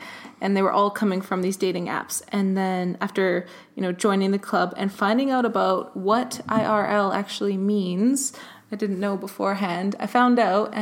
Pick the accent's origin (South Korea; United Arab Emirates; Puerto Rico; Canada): Canada; moved away as an adult; now in London, United Kingdom; As you can tell, I'm not from England. I'm actually from Canada. I just recently moved to London